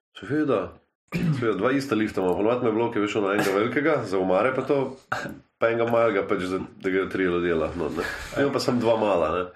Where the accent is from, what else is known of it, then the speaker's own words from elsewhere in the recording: Slovenia; smo Slovenci